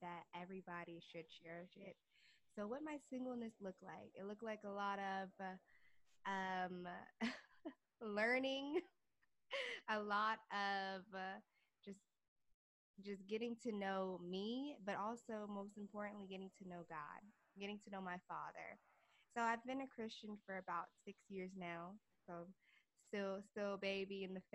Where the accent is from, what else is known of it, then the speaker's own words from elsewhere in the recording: Fort Washington, Maryland, United States; moved away as an adult; now in New York City, United States; I am originally from Fort Washington, Maryland. I grew up in Maryland.